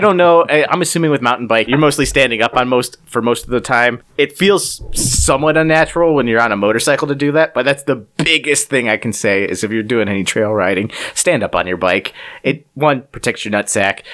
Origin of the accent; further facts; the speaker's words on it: Cleveland, Ohio, United States; We're from Cleveland